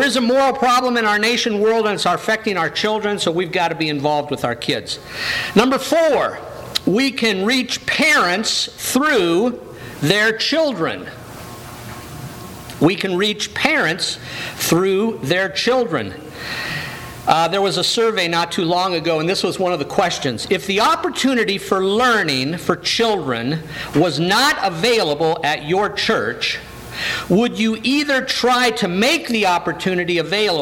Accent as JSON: {"language": "English", "town": "Downey", "region": "California", "country": "United States", "tie": "born or raised there", "also_born_or_lived": "Bell, California", "said": "When I was 9 years old, we moved from Bell, California to Downey, California."}